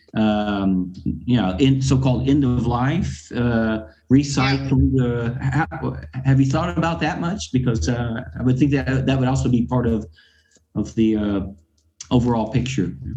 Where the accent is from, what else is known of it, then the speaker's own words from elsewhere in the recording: Arkansas, United States; moved away as an adult; now in Europe; I'm from I'm from Arkansas, um, and, and I've been I've been born and raised in in this in the U.S.